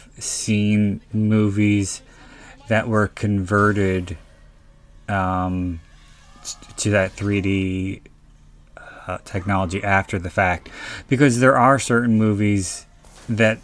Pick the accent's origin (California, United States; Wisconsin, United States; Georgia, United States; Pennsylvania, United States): Pennsylvania, United States; my home state of Pennsylvania